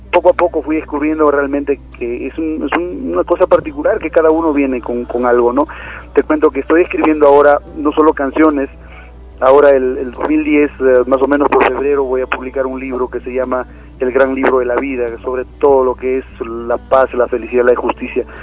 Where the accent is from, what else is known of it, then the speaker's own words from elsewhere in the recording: Cajamarca, Peru; aquí en Cajamarca, después que he venido después de mucho tiempo a visitar a mi tierra, he encontrado muchísimo cambio